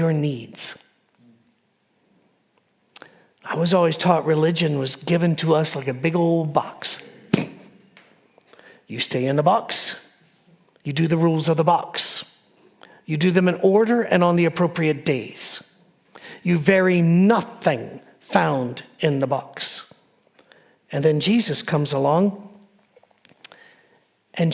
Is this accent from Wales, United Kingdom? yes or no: no; Scotland, United Kingdom; I'm a Scottish person. I wear a kilt.